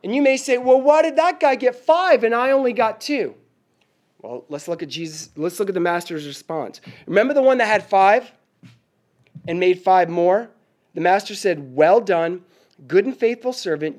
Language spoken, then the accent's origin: English; Northeast, United States; moved away; I'm from the Northeast